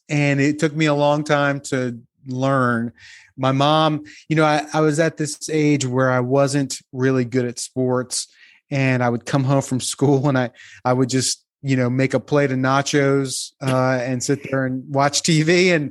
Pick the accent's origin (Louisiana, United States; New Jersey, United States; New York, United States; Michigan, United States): New Jersey, United States; Well, I grew up in New Jersey, so I liked … from an early age. That was kind of went along with the territory. I'm from just outside of Atlantic City.